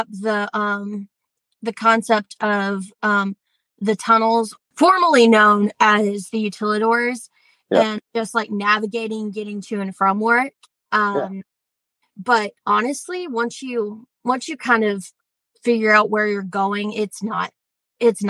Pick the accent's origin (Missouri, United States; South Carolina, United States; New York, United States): South Carolina, United States; Columbia; moved away; I'm originally from Columbia, South Carolina